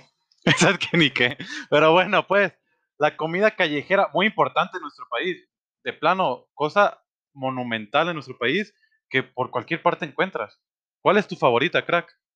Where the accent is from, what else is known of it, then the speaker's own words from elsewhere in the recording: Sinaloa, Mexico; now in Guadalajara, Mexico; Yo soy de Sinaloa